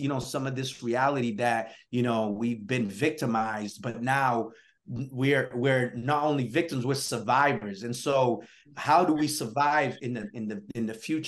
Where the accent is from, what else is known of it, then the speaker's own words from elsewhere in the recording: New Bedford, Massachusetts, United States; also born or lived in Guinea-Bissau; I grew up in New Bedford, Massachusetts